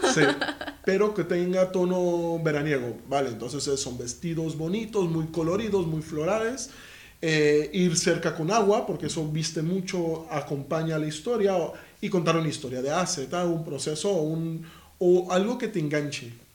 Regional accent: Guatemala; now in Spain; soy de Guatemala

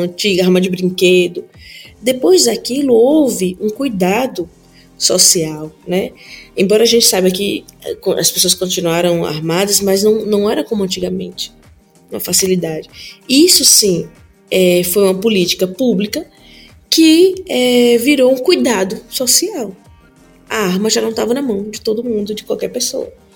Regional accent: Petrolina, Pernambuco, Brazil; eu sou aqui, sou de Petrolina. E alguns bairros onde eu morei tinham pessoas que eram assassinadas

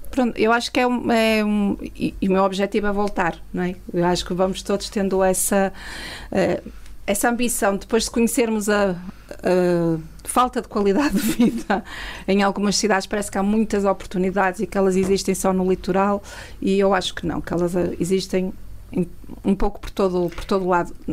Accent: Mesão Frio, Vila Real District, Portugal; also born or lived in Oeiras / Matosinhos; nasci em Oeiras por circunstância, os meus pais foram para lá trabalhar, depois foram viver para o Porto e Matosinhos, que é, é onde ainda estão, mas quando me perguntam de onde é que eu sou, digo sempre que sou de Mesão Frio.

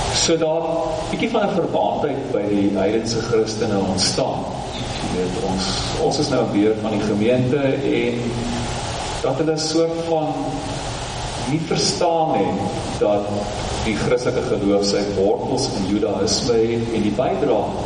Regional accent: South Africa; ek Suid-Afrikaner

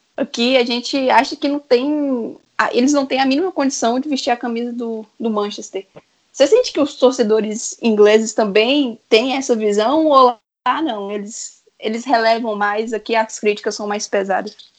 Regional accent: interior of Minas Gerais, Brazil; eu sou do interior de Minas

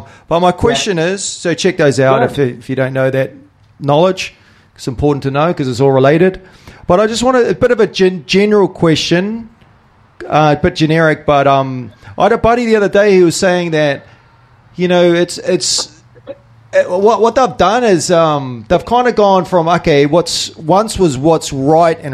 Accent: New Zealand; I'm a Kiwi patriot from New Zealand

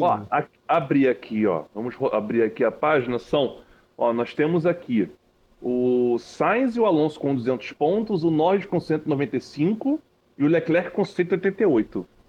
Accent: Rio de Janeiro, Brazil; eu sou do Rio

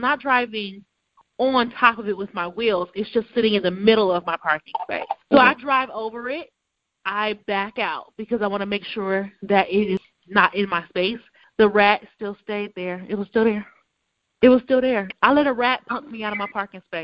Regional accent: Cleveland, Ohio, United States; now in Baltimore, United States; I did grow up in the suburbs, so I'm asking you, that still means I'm from Cleveland

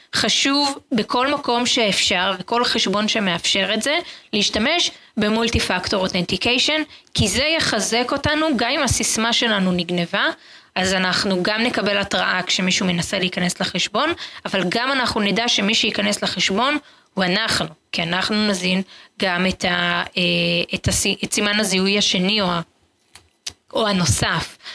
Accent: Israel; וכולנו כישראלים

